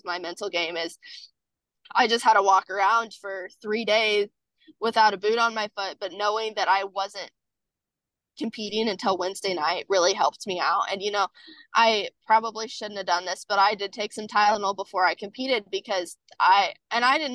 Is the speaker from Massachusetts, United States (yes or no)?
no; Kansas, United States; I am from Kansas